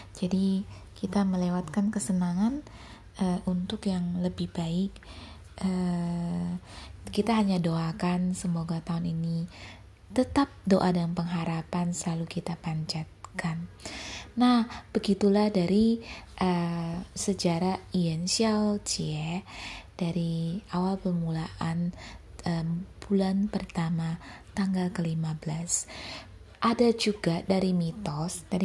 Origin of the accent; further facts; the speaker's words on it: Pontianak, West Kalimantan, Indonesia; moved away; Dan dulunya aku tinggal di kampung halaman. Kampung halamanku itu Pontianak eh, di Kalimantan Barat.